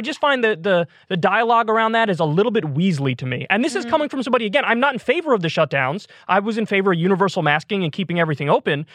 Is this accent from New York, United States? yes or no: yes; New York, United States; moved away; I was from in New York, we called it AP classes